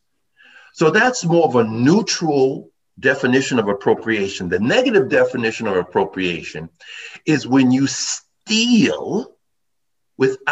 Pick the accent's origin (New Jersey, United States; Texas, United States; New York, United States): New York, United States; New York City; also born or lived in Manhattan / Westchester; I'm a native New Yorker. I was born in Brooklyn, lived in Manhattan, worked in the various boroughs, lived in Westchester